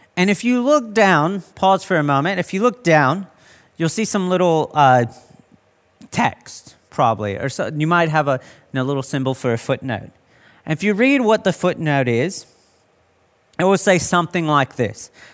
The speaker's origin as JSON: {"language": "English", "country": "United States", "moved": "yes", "lives_now": "Australia", "said": "being American"}